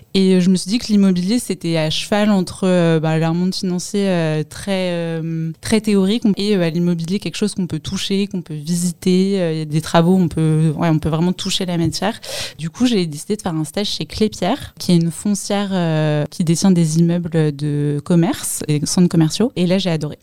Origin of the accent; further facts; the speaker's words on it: Paris, Île-de-France, France; Je viens de Paris.